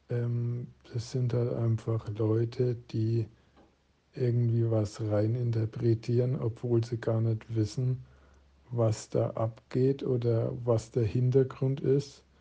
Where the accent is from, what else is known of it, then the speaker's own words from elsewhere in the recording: Coburg, Bavaria, Germany; Ich bin in Coburg aufgewachsen und wohne seit 21 Jahren in Coburg.